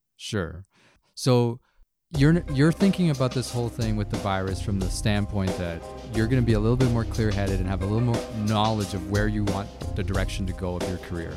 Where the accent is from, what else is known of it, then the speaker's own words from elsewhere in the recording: Canada; as a Chinese Canadian, like, I usually, I put myself as Canadian first, right? This is my home.